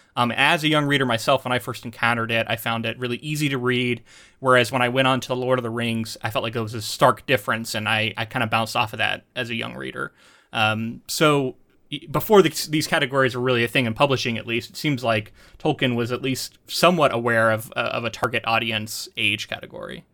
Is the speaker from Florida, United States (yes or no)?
yes; Florida, United States; moved away; I'm from Florida